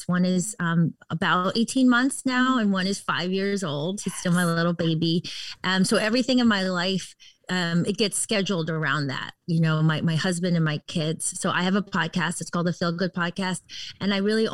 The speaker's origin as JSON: {"language": "English", "region": "Connecticut", "country": "United States", "tie": "born or raised there", "also_born_or_lived": "Washington, D.C. / New York / Los Angeles", "moved": "as an adult", "lives_now": "Southern California, United States", "said": "I grew up on the East Coast. I grew up in Connecticut"}